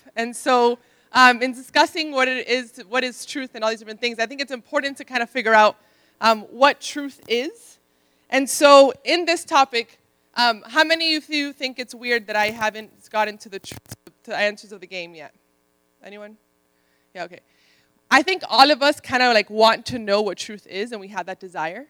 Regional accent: Miami, Florida, United States; moved away; also born or lived in Ohio; I'm Dominican from Miami

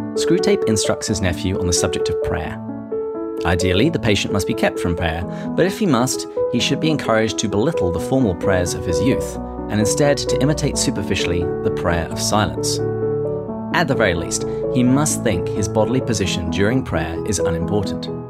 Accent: England, United Kingdom; I'm English

